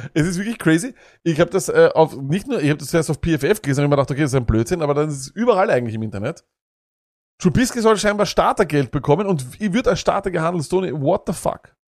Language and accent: German; Austria; wir als Österreicher